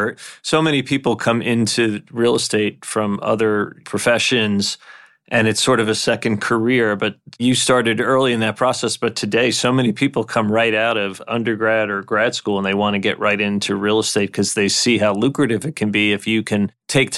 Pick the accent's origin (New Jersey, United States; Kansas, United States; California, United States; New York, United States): New York, United States; New York City; I grew up in Brooklyn